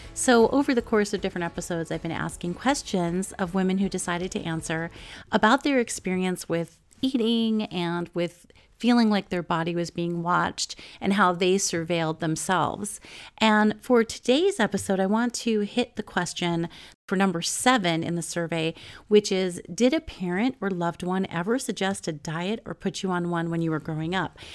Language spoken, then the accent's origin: English; New York, United States; when I was growing up in New York